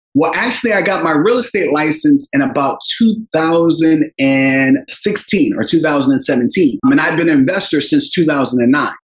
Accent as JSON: {"language": "English", "town": "Philadelphia", "region": "Pennsylvania", "country": "United States", "tie": "born or raised there", "said": "I grew up in Philadelphia with my six siblings and a single parent household"}